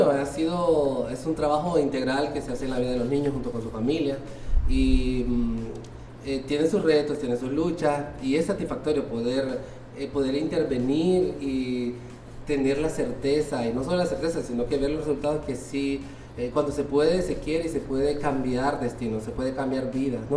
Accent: Tegucigalpa, Francisco Morazán, Honduras; no, totalmente hondureño, soy de Tegucigalpa.

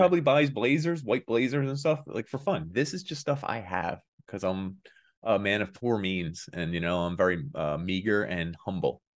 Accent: Philadelphia, Pennsylvania, United States; I'm more Philly than him, too

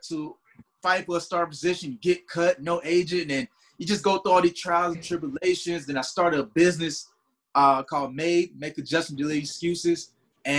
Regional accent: Tallahassee, Florida, United States; from Tallahassee, Florida

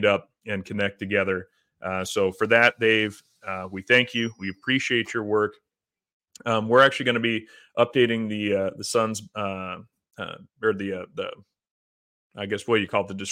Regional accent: Midwest, United States; growing up in the Midwest

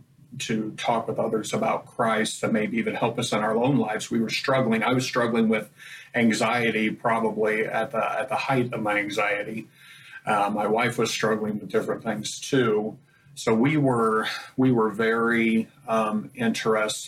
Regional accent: Greensburg, Indiana, United States; I grew up in Greensburg, Indiana, just an hour, you know, northwest, up the road.

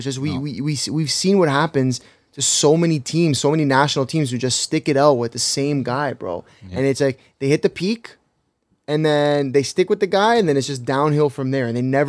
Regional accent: Toronto, Ontario, Canada; we're from Toronto.

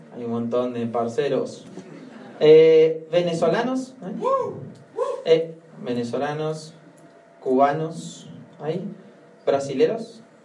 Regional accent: Argentina; En Argentina decimos

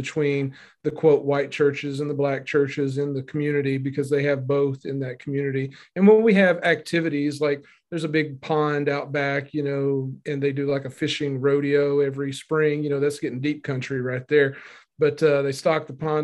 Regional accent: Northeast Arkansas, United States; now in Memphis, United States; I grew up in Northeast Arkansas

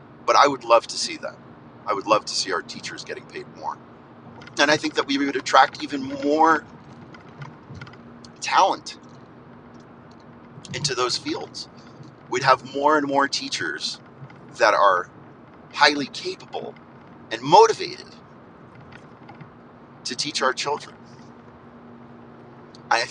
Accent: United States; as American people

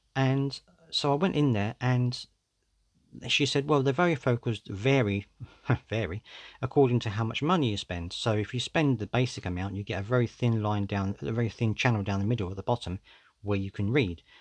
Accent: United Kingdom; I'm British

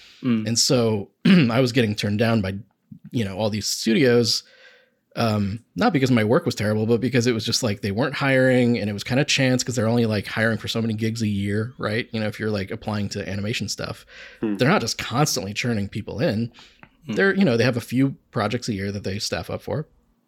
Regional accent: Akron, Ohio, United States; Like I grew up in Akron and I was doing advertising there.

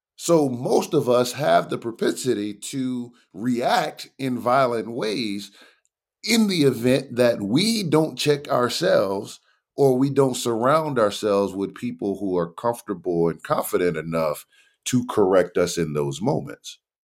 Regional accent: New Orleans, Louisiana, United States; moved away as an adult; also born or lived in Nashville; I grew up in New Orleans, Louisiana during a time when it was the murder capital of the world

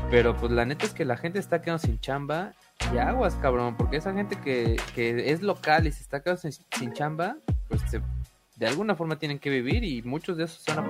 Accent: Perote, Veracruz, Mexico; soy de Perote

